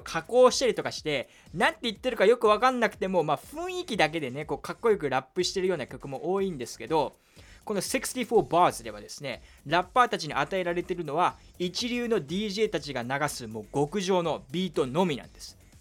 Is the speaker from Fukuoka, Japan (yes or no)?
no; Kyushu, Saga, Japan; moved away; 僕の実家も九州の佐賀